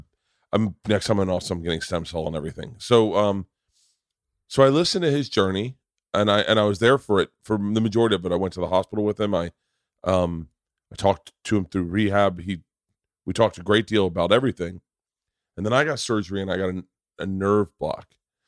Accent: Tampa, Florida, United States; I went to school in Florida State. I grew up in Tampa.

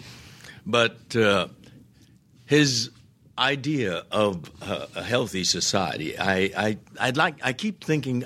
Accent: United States; I'm an American

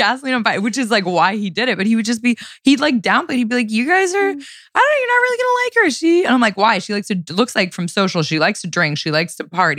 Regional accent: Canada; moved away as an adult; now in New York, United States; I'm Canadian.

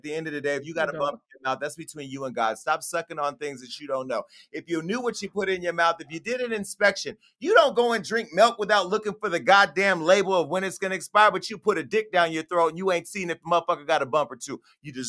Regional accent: California, United States; I'm from Northern California, home of the scammers.

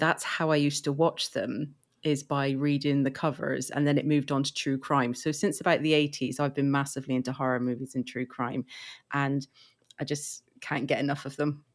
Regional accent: England, United Kingdom; I'm from England, as you can probably tell by my, uh, accent.

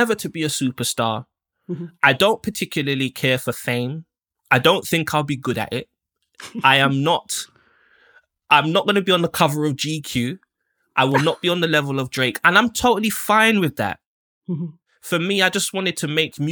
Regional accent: United Kingdom; also born or lived in Jamaica (ancestry); being Black and British, being a second, third generation West Indian person and what Britain feels like for us.

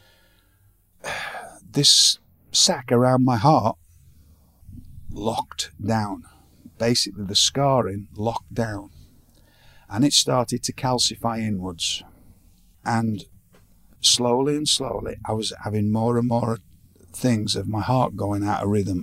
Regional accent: Blackpool, North West England, United Kingdom; moved away; in my hometown

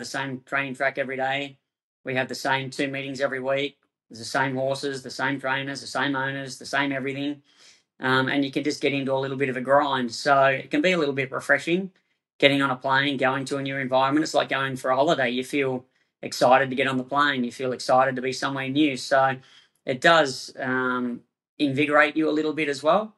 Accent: Lismore, New South Wales, Australia; moved away as an adult; also born or lived in Brisbane / Sydney; now in Hong Kong; I'm not a Queenslander. This is the misconception, right? I was born in Lismore in northern New South Wales

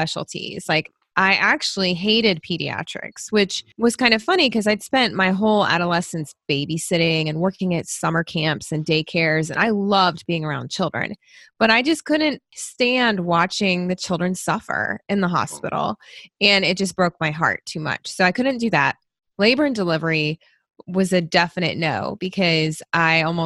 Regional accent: Tennessee, United States; moved away as an adult; also born or lived in Louisville, Kentucky / Michigan; now in Kentucky, United States; I moved to Tennessee when I was a baby, and that's where I grew up

